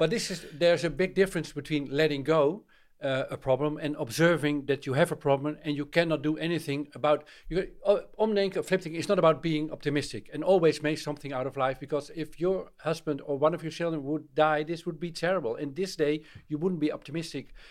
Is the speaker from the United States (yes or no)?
no; Netherlands; I'm from Holland